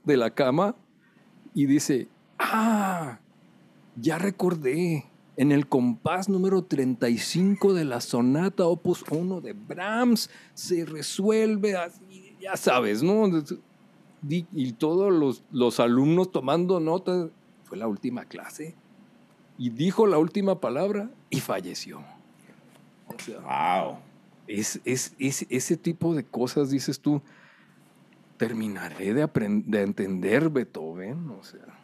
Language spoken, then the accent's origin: Spanish; Culiacán, Sinaloa, Mexico; Yo soy originario de Culiacán, Sinaloa